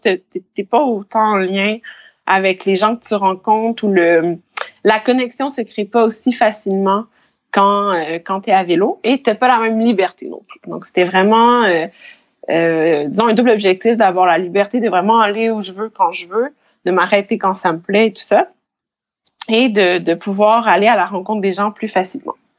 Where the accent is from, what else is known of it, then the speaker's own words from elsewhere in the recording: Saint-Hyacinthe, Quebec, Canada; first language French; moved away as an adult; also born or lived in Montreal; now in Abidjan, Côte d'Ivoire; je suis canadienne, québécoise. J'ai grandi à Saint-Hyacinthe, en Montérégie.